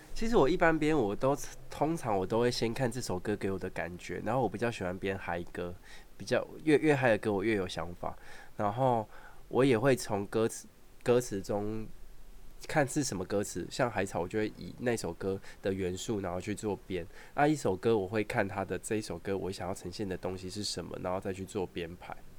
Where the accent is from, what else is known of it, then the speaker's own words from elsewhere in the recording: Taoyuan, Taiwan; 因为我桃园人